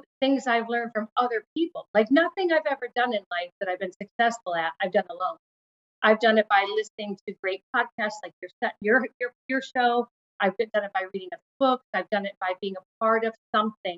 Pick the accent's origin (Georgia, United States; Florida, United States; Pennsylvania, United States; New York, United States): New York, United States; Syracuse; now in New England, United States; I grew up in Syracuse, New York.